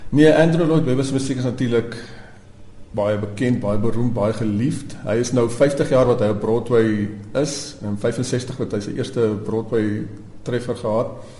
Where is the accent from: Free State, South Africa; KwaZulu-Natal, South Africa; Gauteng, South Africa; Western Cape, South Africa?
Western Cape, South Africa; Stellenbosch; Ek het natuurlik op Stellenbosch groot geword